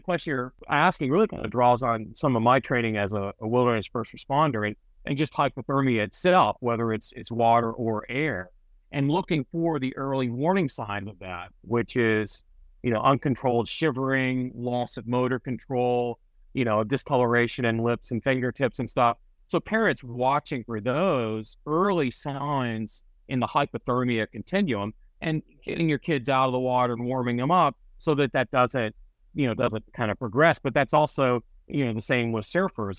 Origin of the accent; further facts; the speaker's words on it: Memphis, Tennessee, United States; also born or lived in Santa Cruz, California; now in New Jersey, United States; I grew up in Memphis, Tennessee